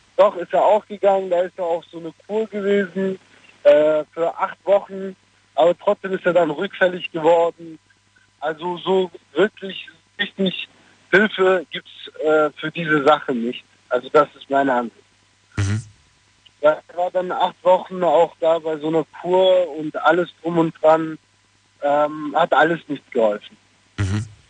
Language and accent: German; Stuttgart, Baden-Württemberg, Germany; also born or lived in Cologne; Ich bin aus Stuttgart.